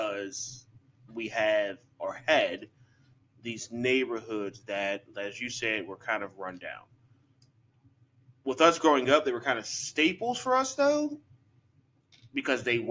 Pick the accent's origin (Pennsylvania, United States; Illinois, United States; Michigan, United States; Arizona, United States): Pennsylvania, United States; Penn Hills; we grew up in Penn Hills